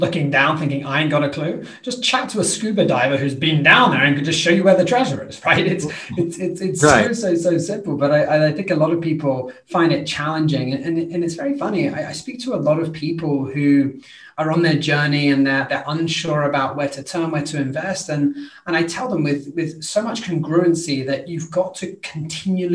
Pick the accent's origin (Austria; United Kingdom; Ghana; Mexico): United Kingdom; I'm British